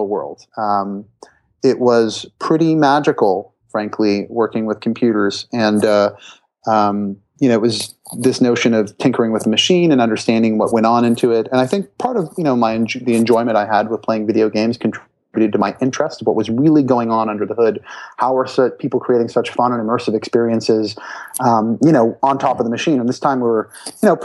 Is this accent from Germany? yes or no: no; Brampton, Ontario, Canada; I'm Canadian, and there's a great high school in Brampton, which is a suburb of Toronto, Ontario